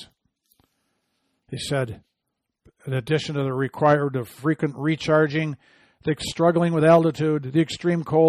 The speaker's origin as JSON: {"language": "English", "region": "Michigan", "country": "United States", "said": "my home state of Michigan"}